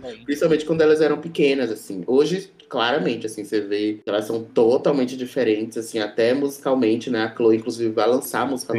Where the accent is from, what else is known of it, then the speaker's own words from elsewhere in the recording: Salvador, Bahia, Brazil; moved away as an adult; now in São Paulo, Brazil; toco aí na Noite de São Paulo há seis anos, né, desde que eu cheguei aqui na cidade, eu sou sou de Salvador